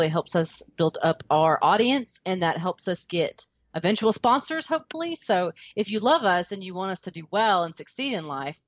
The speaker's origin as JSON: {"language": "English", "region": "the South", "country": "United States", "accent": "Southern", "said": "Being a Southerner."}